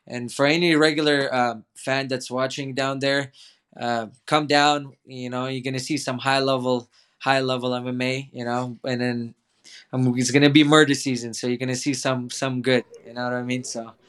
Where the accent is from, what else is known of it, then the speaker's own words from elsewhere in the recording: Toronto, Ontario, Canada; English is a second language; And then we went to Toronto, and then I grew up in Toronto. I started in grade 8 right away with no English.